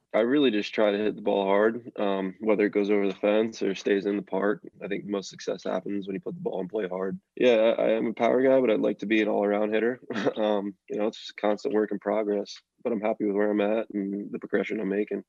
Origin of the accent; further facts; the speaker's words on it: Reading, Pennsylvania, United States; I had the Reading Phillies in my hometown, the Phillies Double A team.